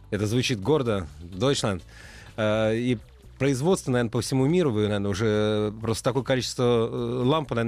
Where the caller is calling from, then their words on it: Orsk, Orenburg Oblast, Russia; С города Орска, Оренбургская область.